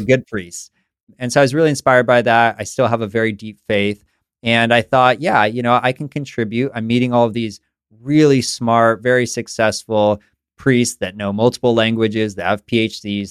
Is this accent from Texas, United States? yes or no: no; San Francisco, California, United States; also born or lived in East Coast; I grew up in San Francisco